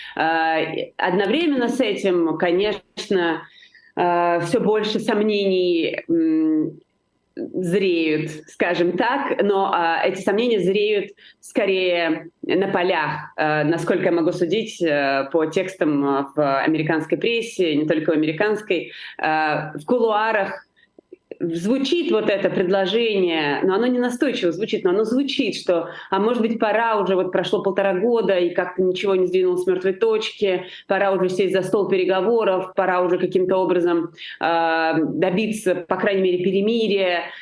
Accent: Georgia; я понимаю это как грузинка, э, как э, представитель нации, которая очень пострадала от сепаратизма

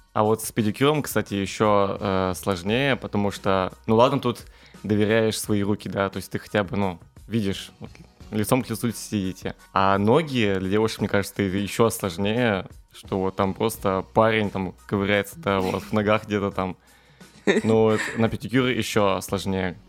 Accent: Zakamsk, Perm Krai, Russia; я родом из Икамска, и там как раз-таки окружение немножко другое, чем в центре города

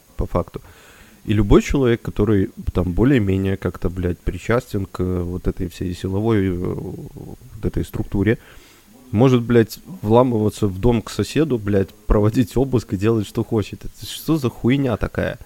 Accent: Belarus; мы белорусы

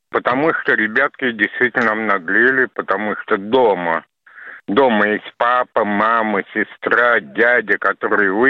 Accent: Saint Petersburg, Russia; born there; Мама русская, я родился

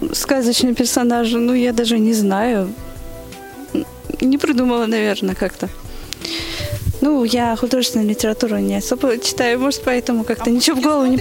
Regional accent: Derbent, Dagestan, Russia; я из города Дербент, Дагестан

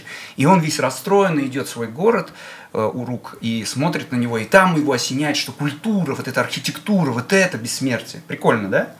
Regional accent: Bashkortostan, Russia; я башкир, и мы в Башкирии с вами

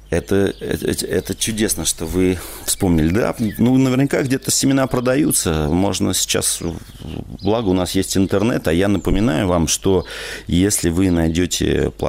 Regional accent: Moscow, Russia; born there; Я родился в Москве, но половина своей жизни прожил в деревне.

